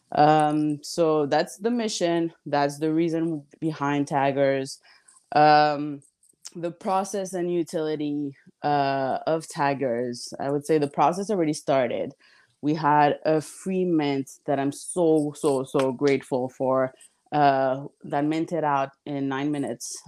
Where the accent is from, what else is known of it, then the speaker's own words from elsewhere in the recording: Montreal, Quebec, Canada; also born or lived in Miami / Texas; Montreal, my hometown